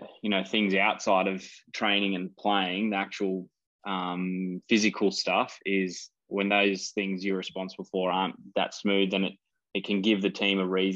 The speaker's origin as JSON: {"language": "English", "country": "Australia", "said": "And beating England in England at their World Cup at Twickenham and being an Aussie fan in the stands is pretty cool."}